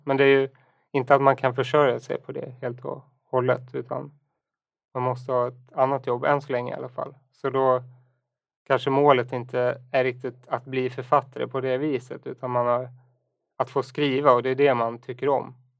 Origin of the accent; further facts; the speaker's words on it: Enhörna, Stockholm County, Sweden; moved away as an adult; also born or lived in United States / Umeå; now in Stockholm, Sweden; jag är uppväxt då i Enhörna utanför Södertälje